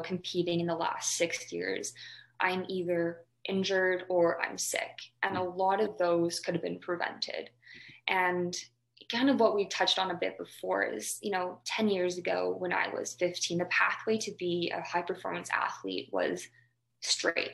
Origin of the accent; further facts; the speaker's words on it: Calgary, Alberta, Canada; moved away as an adult; also born or lived in Victoria; growing up in Alberta where you have Lisa Mensink and um, or Jack, just specifically in Calgary